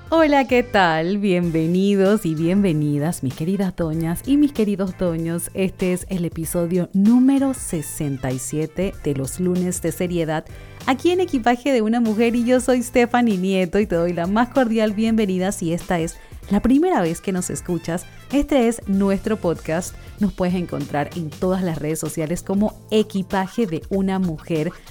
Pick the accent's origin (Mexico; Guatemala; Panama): Panama; soy de Panamá, vivo actualmente en Panamá